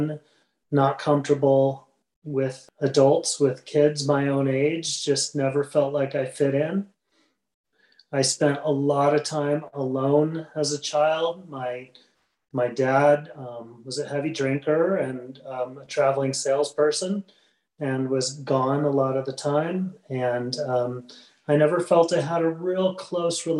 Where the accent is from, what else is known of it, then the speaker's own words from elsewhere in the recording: Midwest, United States; I was raised in the Midwest